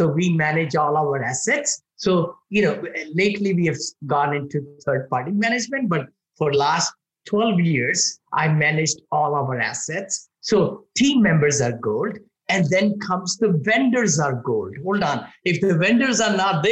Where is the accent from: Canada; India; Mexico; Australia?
India; moved away as an adult; now in United States; when I was growing up in India